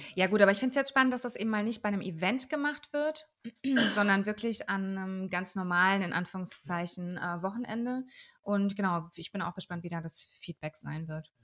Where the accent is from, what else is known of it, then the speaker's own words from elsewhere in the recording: Würzburg, Bavaria, Germany; aber ich bin ja in der Sanderau aufgewachsen